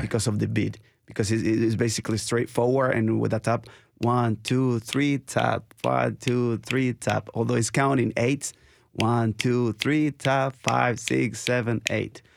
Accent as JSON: {"language": "English", "country": "Nicaragua", "tie": "born or raised there", "moved": "yes", "lives_now": "Nashville, United States", "said": "I'm from Nicaragua"}